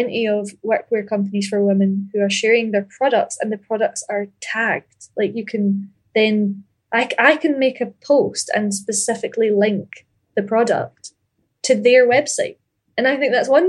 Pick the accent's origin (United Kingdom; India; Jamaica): United Kingdom; Ayr, Scotland; But I grew up in Ayr, A-Y-R